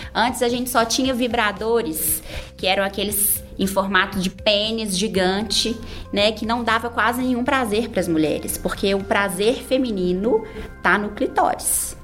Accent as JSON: {"language": "Portuguese", "town": "Barbacena", "region": "Minas Gerais", "country": "Brazil", "moved": "yes", "said": "eu venho do interior, eu sou de Barbacena"}